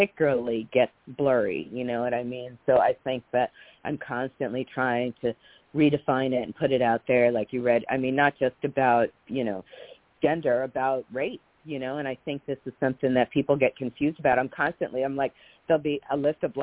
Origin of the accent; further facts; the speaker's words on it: New York, United States; I grew up in New York with Kitty Genovese and everything